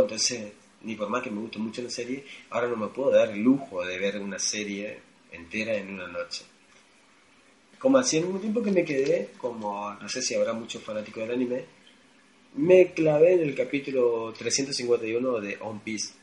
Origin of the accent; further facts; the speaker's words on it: Argentina; yo argentino